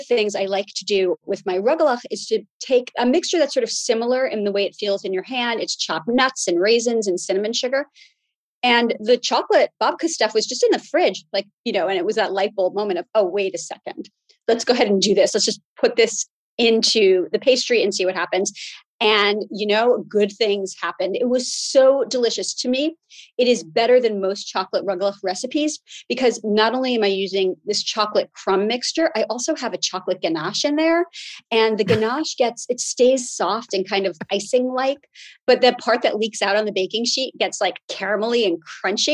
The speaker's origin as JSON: {"language": "English", "town": "New York City", "region": "New York", "country": "United States", "tie": "born or raised there", "said": "I grew up in Brooklyn. My grandmother lived right near us in Flatbush"}